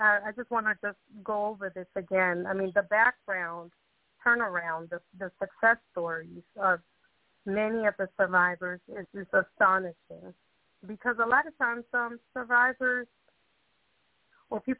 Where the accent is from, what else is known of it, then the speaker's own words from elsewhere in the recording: Boston, Massachusetts, United States; I grew up in Boston